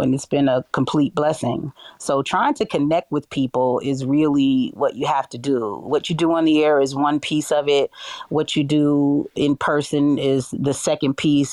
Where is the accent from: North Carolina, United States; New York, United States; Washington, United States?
New York, United States; New York City; moved away as an adult; now in Kansas City, United States; I grew up in New York City